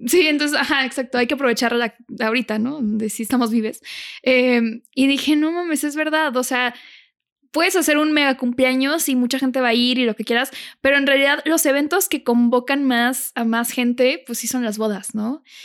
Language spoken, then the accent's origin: Spanish; Monterrey, Nuevo León, Mexico; Yo soy de Monterrey